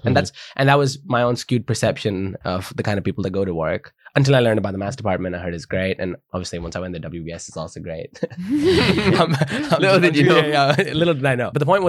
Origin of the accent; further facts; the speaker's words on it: United Kingdom; Oh, because, man, I'm British national.